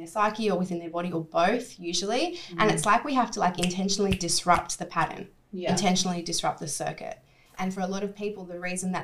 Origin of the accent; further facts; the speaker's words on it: Sydney, New South Wales, Australia; moved away as an adult; my hometown, let's say Sydney